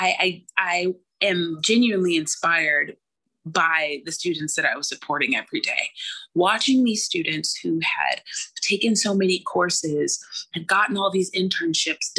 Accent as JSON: {"language": "English", "town": "Oakland", "region": "California", "country": "United States", "tie": "born or raised there", "also_born_or_lived": "Brooklyn, New York", "moved": "yes", "lives_now": "New York City, United States", "said": "I grew up in Oakland, California, a hop, skip, and a jump away from Silicon Valley"}